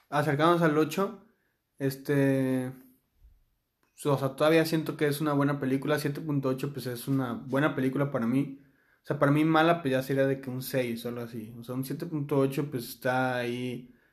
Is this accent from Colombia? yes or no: no; Mexico; tal vez yo siendo mexicano puedo decir, o sea, ¿tú qué vas a saber de México si nunca has vivido aquí?